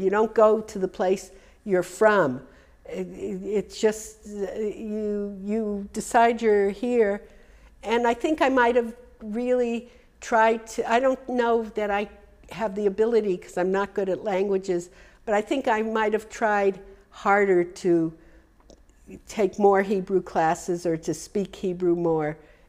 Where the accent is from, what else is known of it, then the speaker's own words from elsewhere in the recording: United States; When I grew up in America, I'm talking, you know, 70 years ago, there was a thing, you had to be different than your mother.